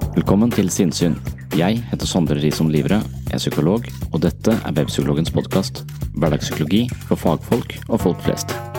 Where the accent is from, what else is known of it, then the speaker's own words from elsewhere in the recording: Tønsberg, Vestfold, Norway; Tønsberg er min hjemby